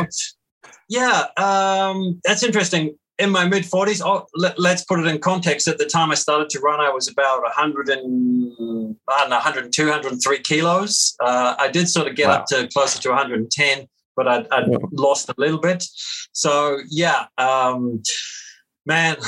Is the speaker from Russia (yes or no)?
no; Christchurch, Canterbury, New Zealand; growing up in the South Island of New Zealand, in a city called Christchurch